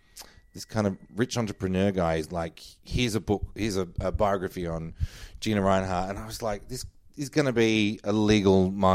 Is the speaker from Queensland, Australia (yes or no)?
no; Mentone, Victoria, Australia; growing up in Mentone and what it was like.